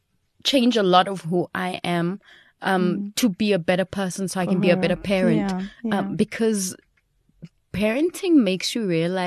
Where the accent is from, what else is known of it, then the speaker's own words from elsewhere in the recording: Belgium; We grew up in Belgium. While we were in Belgium, we used to go to Paris, you know, so we used to go to France because it's like just skipping over the border.